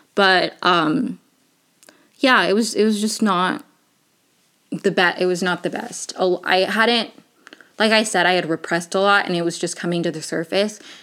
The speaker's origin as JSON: {"language": "English", "region": "Maryland", "country": "United States", "tie": "born or raised there", "said": "I grew up in Maryland"}